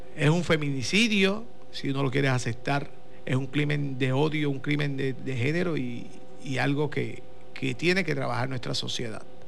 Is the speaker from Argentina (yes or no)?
no; Corozal, Puerto Rico; somos de Corozal